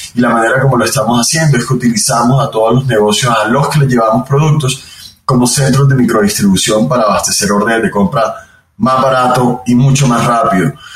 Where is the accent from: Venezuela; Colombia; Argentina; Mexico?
Colombia; Barranquilla, Atlántico; soy barranquillero, eh, de donde es toda mi familia en Colombia, una ciudad en la costa del país.